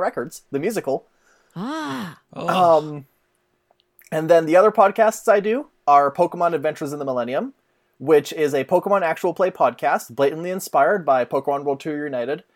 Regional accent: Canada; I am Canadian

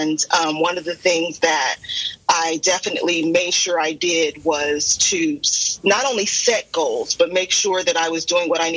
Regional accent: California, United States; now in Arizona, United States; I'm originally from California, born and raised.

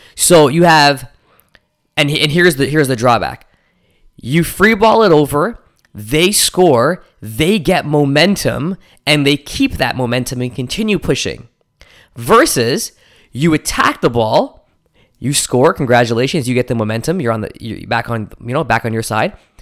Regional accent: Toronto, Ontario, Canada; my hometown of Toronto

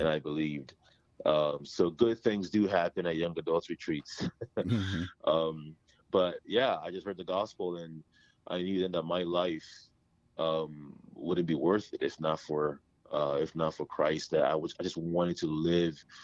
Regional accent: Toronto, Ontario, Canada; born or raised there; moved away as an adult; also born or lived in Ghana; now in Ohio, United States

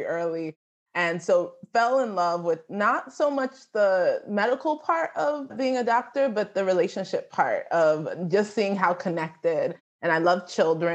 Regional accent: New York, United States; I am a New Yorker. I'm the daughter of Nigerian immigrants

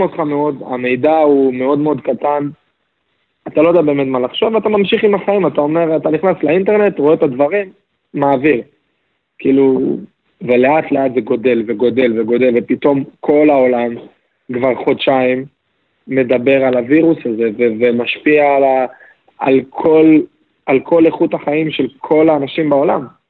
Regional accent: Israel; לנו כישראלים

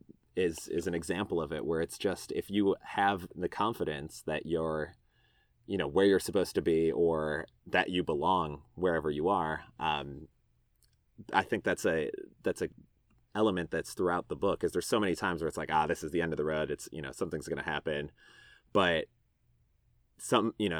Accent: Chicago, Illinois, United States; now in Austin, United States; growing up in Chicago.

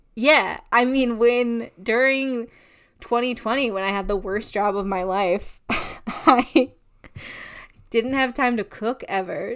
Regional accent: United States; I am a white person from America

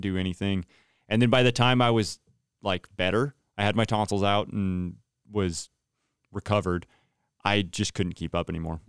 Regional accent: Turlock, California, United States; moved away as an adult; now in Santa Rosa, United States; Turlock, California, I was born and raised there.

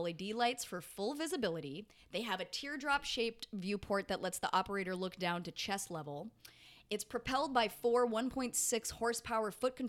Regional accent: Colorado, United States; Growing up in Colorado, they made us do a lot of fucking line dancing and shit as in grade school

